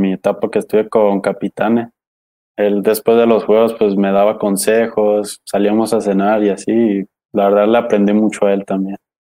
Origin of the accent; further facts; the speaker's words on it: Jalisco, Mexico; soy de aquí, de Jalisco